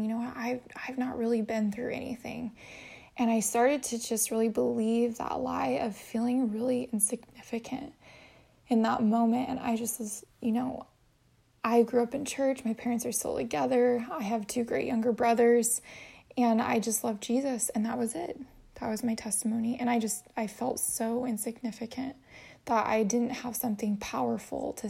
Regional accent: Boise, Idaho, United States; moved away as an adult; also born or lived in Chicago / Hawaii; now in San Diego, United States; I was born in Boise, Idaho

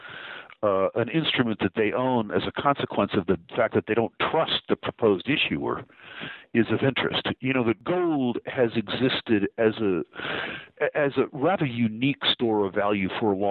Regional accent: United States; even as an American

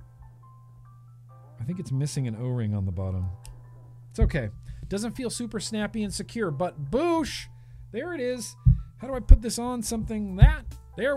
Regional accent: United States; I'm an American

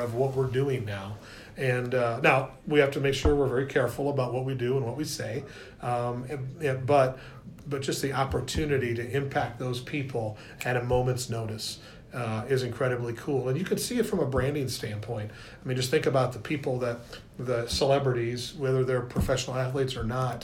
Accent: Northern California, United States; moved away; I grew up in Northern California

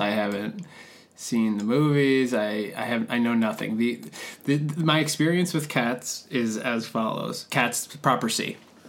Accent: New York City, New York, United States; despite being a New Yorker born and raised

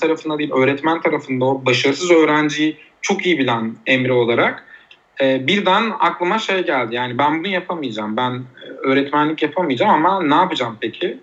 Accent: Uşak, Uşak Province, Turkey; moved away as an adult; also born or lived in Eskişehir / Istanbul / Van; Uşak'ta doğdum

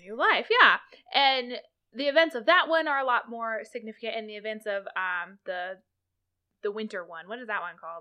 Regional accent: Kansas, United States; I grew up in Kansas. I did my entire public education in the state

